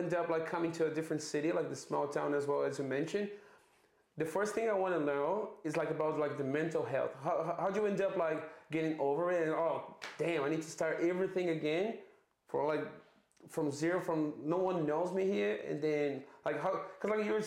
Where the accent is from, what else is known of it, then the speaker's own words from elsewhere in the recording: Brazil; also born or lived in Melbourne, Australia; now in Adelaide, Australia; I'm from Brazil, and yeah, I moved to Melbourne first, and now I'm here in Adelaide.